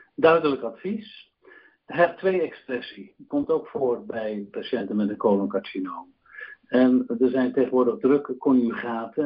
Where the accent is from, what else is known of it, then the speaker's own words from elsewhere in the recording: Netherlands; wij als Nederlanders